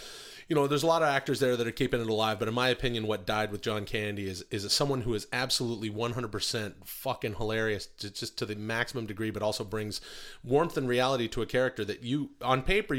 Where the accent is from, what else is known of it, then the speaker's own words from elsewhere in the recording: Vancouver, British Columbia, Canada; I'm Canadian.